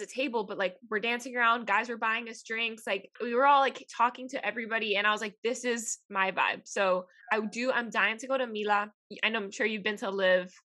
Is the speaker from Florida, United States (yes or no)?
yes; Miami, Florida, United States; moved away as an adult; also born or lived in Tennessee; I grew up in Miami, which is a bigger city, but growing up in being Hispanic in Miami